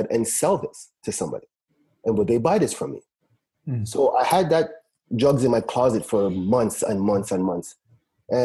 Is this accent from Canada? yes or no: no; Trinidad & Tobago; moved away; I grew up, you know, a basic West Indian child. I grew up back home in Trinidad.